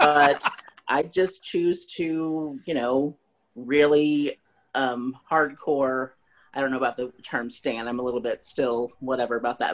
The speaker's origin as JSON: {"language": "English", "town": "Springfield", "region": "Missouri", "country": "United States", "said": "I'm from Springfield, Missouri"}